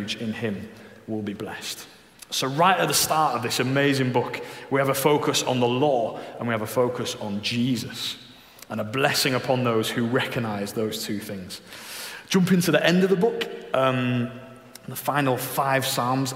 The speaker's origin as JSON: {"language": "English", "town": "Leeds", "region": "Yorkshire and the Humber", "country": "United Kingdom", "said": "I'm from Leeds"}